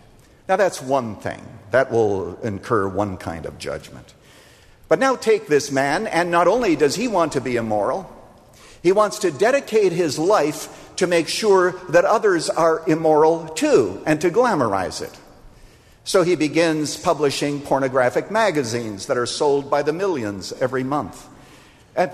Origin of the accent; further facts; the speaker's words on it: Iowa, United States; We used to do them all the time when we were growing up in Iowa.